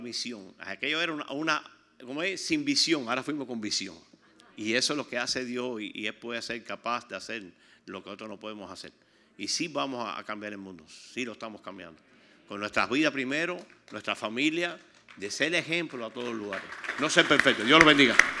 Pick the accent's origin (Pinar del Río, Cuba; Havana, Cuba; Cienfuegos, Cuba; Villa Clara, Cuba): Pinar del Río, Cuba; Yo estoy de Pinar del Río